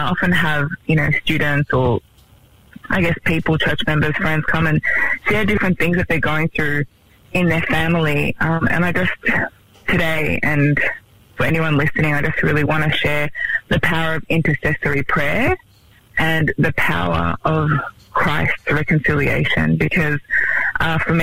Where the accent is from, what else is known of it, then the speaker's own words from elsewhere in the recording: Melbourne, Victoria, Australia; now in Sydney, Australia; I'm originally from Melbourne.